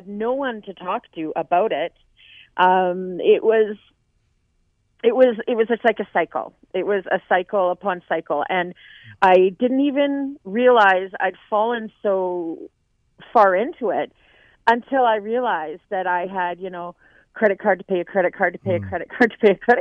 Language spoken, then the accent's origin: English; Lower Mainland, British Columbia, Canada; also born or lived in Cranbrook; now in Vancouver, Canada; I'm from the Lower Mainland